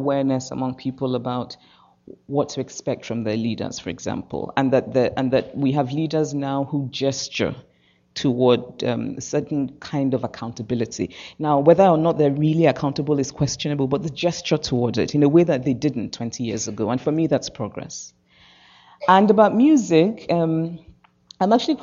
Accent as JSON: {"language": "English", "country": "Nigeria", "moved": "as an adult", "said": "I'm Nigerian"}